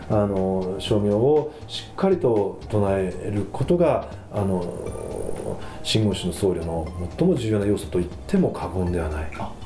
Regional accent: Kanagawa, Japan; 1968年に神奈川県で生まれまして

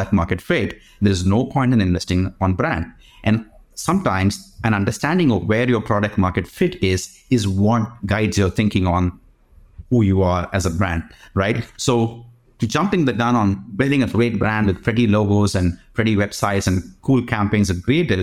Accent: India; I grew up in India.

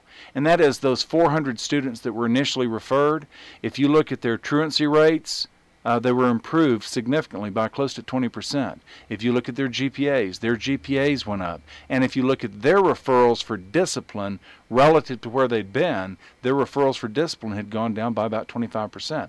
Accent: East Texas, United States; where I grew up in East Texas, in a smaller town, we would bring our duck guns to school

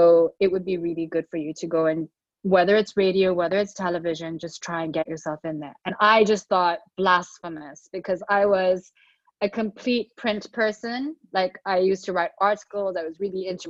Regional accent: Dubai, United Arab Emirates; moved away; I grew up in Dubai

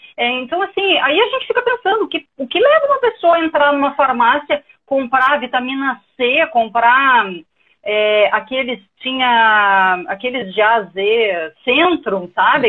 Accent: Porto Alegre, Rio Grande do Sul, Brazil; now in Ceará, Brazil; Sou gaúcha, mas estou aqui morando no Ceará

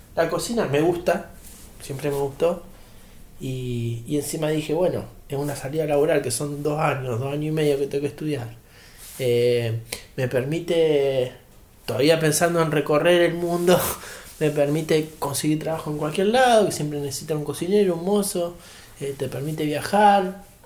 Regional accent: Neuquén, Argentina; also born or lived in Mexico; Si yo soy de Neuquén.

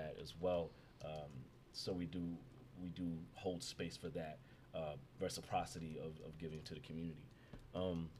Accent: New York City, New York, United States; born and raised in Brownsville

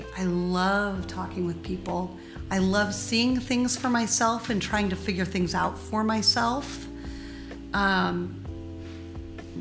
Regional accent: Kenai, Alaska, United States; now in Oakland, United States; I grew up in a tiny little town called Kenai, K-E-N-A-I, Kenai, Alaska.

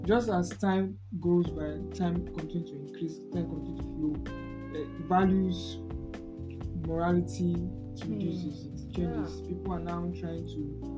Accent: Nigeria; We as in Nigeria, we as a country, Nigeria

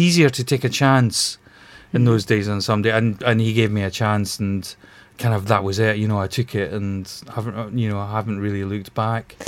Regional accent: Glasgow, Scotland, United Kingdom; moved away as an adult; now in London, United Kingdom; I'm originally from Glasgow, but you know, I I, I came down here about 30 years ago

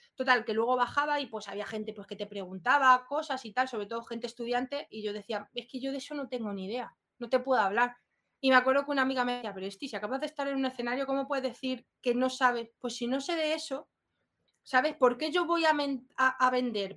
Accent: Spain; now in Madrid, Spain; Yo vengo de un pueblo, raíces eh, rurales

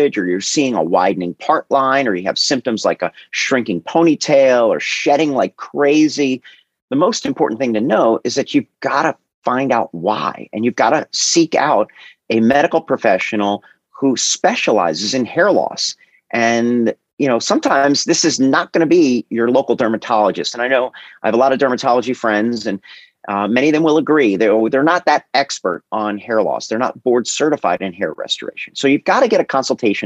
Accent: New Jersey, United States; moved away as an adult; also born or lived in California / New York / Long Island; I was born and raised in Jersey, college in California, medical school in New York

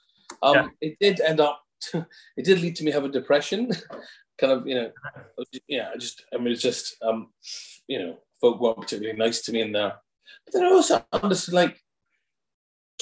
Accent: Scotland, United Kingdom; being a Scot and being a person of colour

